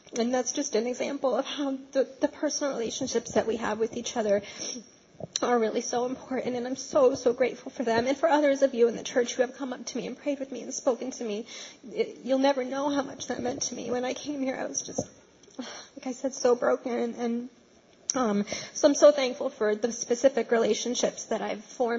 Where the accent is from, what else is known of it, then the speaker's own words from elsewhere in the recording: Poughkeepsie, New York, United States; moved away as an adult; also born or lived in Brooklyn, New York; I'm originally from Poughkeepsie, but I went away to school out of state, and I've lived a couple of different places.